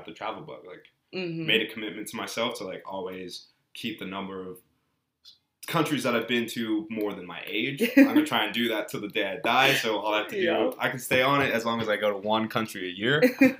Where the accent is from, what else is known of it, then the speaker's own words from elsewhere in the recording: Belgium; born there; because I was born in Belgium. Mm-hmm. And being born in Belgium, being like an American expat, like I went to an international school